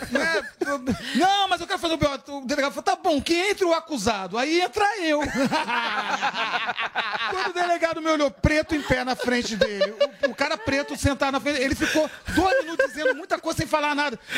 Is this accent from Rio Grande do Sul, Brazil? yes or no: no; Minas Gerais, Brazil; eu sou mineiro